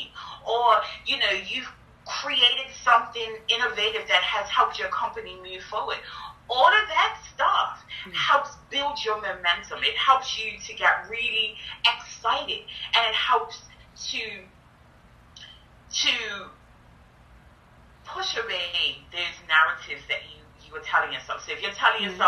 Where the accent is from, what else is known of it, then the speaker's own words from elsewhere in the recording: Bermuda; I grew up in Bermuda, and people have nicknames there